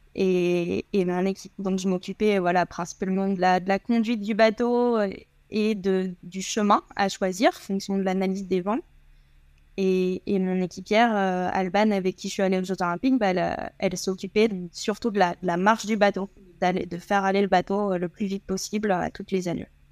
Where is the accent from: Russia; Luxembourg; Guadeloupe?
Guadeloupe; also born or lived in Marseille; je suis né à Marseille et quand j'avais 3 ans, euh, mon papa a eu une opportunité professionnelle en Guadeloupe